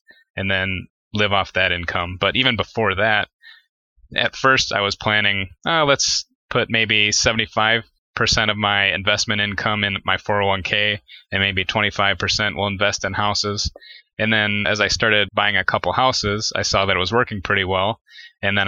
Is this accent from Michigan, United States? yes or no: yes; Detroit, Michigan, United States; I grew up in Detroit, Michigan, or the suburbs of Detroit all my life